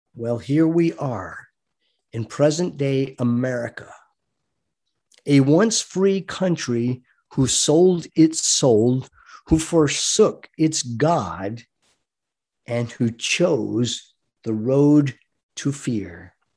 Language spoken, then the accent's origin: English; United States; I am an American fighting man